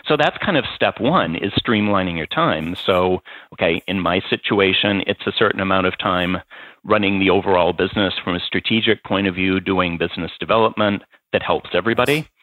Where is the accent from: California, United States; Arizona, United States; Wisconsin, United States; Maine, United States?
Maine, United States; moved away; also born or lived in New York / Massachusetts; there's enough Maine upbringing there. And then I spent time in New York and then moved to Massachusetts.